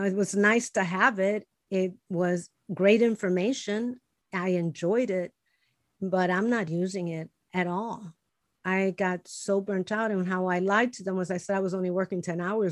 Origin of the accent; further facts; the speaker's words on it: Chicago, Illinois, United States; English is a second language; I was born and raised in Chicago. We were poor